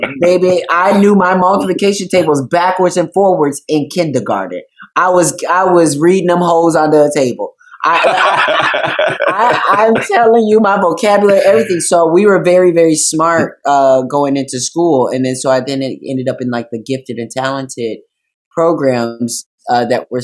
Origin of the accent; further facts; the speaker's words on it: Racine, Wisconsin, United States; also born or lived in Kenosha, Wisconsin; I grew up in Racine. I was born in Kenosha